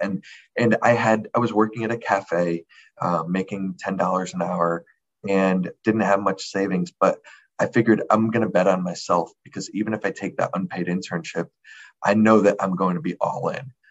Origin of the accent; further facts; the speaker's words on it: Connecticut, United States; moved away; I'm from Connecticut.